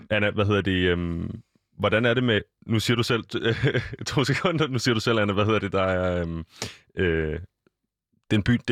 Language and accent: Danish; Aarhus, Central Denmark Region, Denmark; born there; jeg er født i Aarhus, ja. øh, så det er i dag, der skal jeg ligesom bruge mit, mit aarhusianske ophav